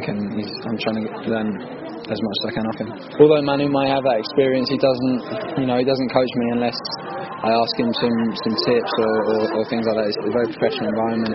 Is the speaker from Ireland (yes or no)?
no; England, United Kingdom; I was born in England